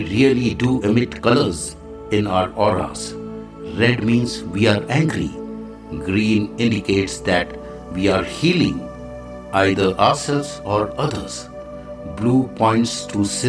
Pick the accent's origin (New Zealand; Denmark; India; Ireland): India; I am the Indian monk